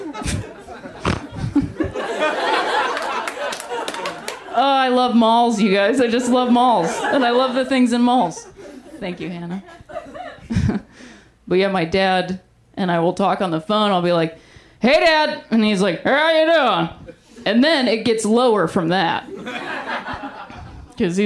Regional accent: Ohio, United States; moved away

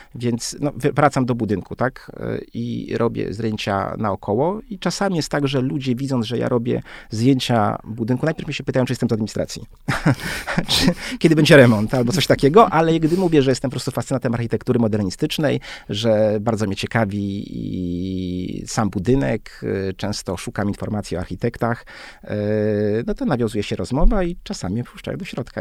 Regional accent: Warsaw, Masovian Voivodeship, Poland; wychowałem się w blokach, ale to były takie bardzo e, subtelne bloki, czteropiętrowe

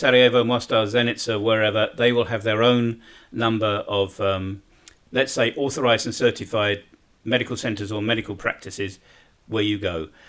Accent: United Kingdom; moved away as an adult; now in Bosnia and Herzegovina; being a Brit

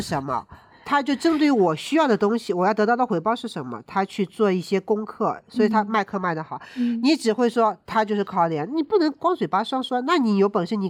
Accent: China; 那我觉得是跟我们中国人的运动意识有关

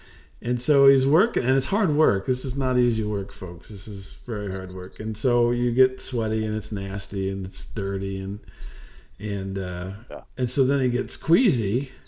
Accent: Jamaica; That's right. I'm a Jamaican guy.

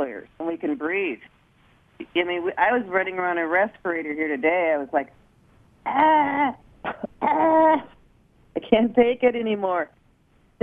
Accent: Minnesota, United States; my home state, Minnesota

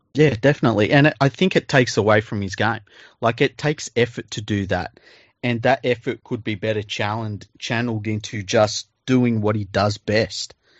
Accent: Sydney, New South Wales, Australia; I grew up in Mount Druitt

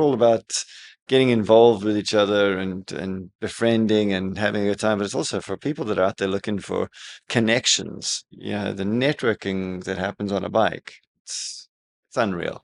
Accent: South Africa; now in Dubai, United Arab Emirates; growing up in South Africa

